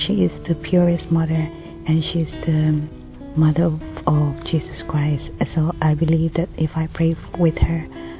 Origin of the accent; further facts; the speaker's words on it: Philippines; I'm from the Philippines.